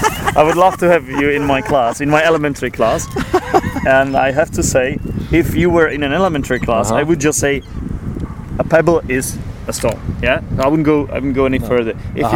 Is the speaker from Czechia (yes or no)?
yes; Prague, Czechia; I was born in Prague.